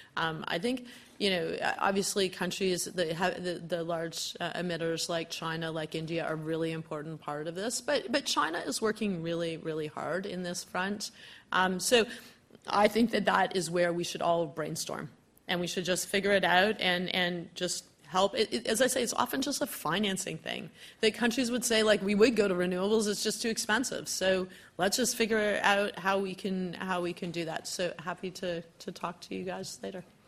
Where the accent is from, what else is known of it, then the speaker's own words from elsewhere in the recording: Hamilton, Ontario, Canada; now in Ottawa, Canada; I'm originally from the Hammer, Hamilton